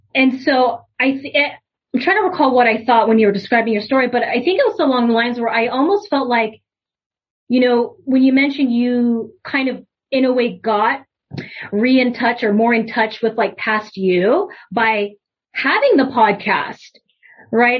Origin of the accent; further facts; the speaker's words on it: United States; I'm Japanese American